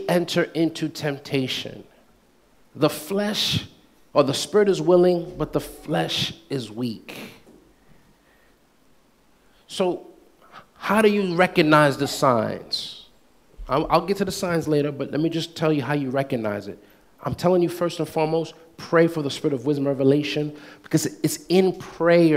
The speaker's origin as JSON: {"language": "English", "country": "United States", "tie": "born or raised there", "said": "I'm Black American too, because I was born in this country, but I came from a Haitian background."}